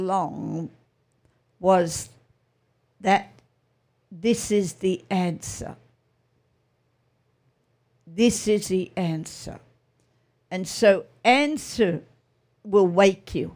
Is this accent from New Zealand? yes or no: no; Australia; I'm an Australian and it's my accent